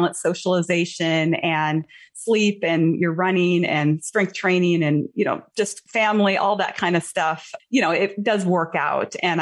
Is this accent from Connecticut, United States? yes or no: no; Montana, United States; moved away; my home state is Montana. Okay. I haven't lived there in many years, but I was born and raised there.